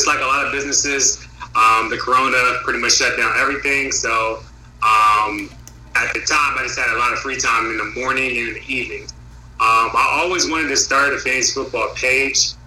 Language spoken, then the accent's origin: English; Bridgeport, Connecticut, United States; moved away as an adult; now in Virginia, United States; I'm originally from Bridgeport, Connecticut. Shout out to the port. I actually came to Virginia just for college